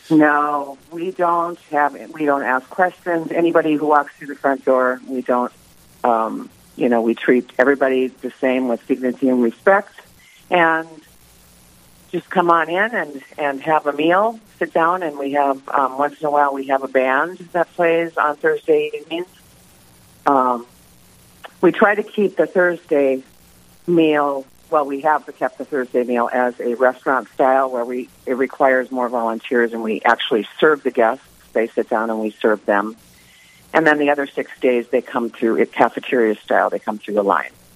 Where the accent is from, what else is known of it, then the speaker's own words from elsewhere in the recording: Mandan, North Dakota, United States; moved away as an adult; also born or lived in Southern California / Bismarck, North Dakota; I am originally from Mandan, North Dakota. And I was born August 15th, 1956. And I lived in Mandan until the age of 23.